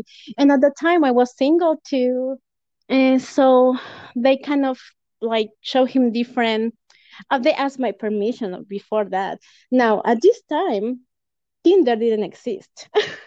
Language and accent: English; Lima, Peru; first language Spanish; English is a second language; moved away as an adult; also born or lived in Canada; now in United States; I was born in Lima, Peru, in 1987.